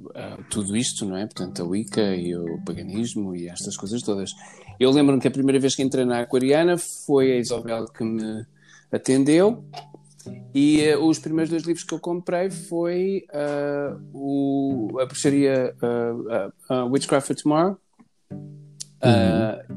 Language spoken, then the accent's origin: Portuguese; Lisbon, Portugal; now in Tomar, Portugal; eu nasci em Lisboa, sou alfacinha de gemas, nasci na maternidade de Alfredo Costa, como todos os alfacinhas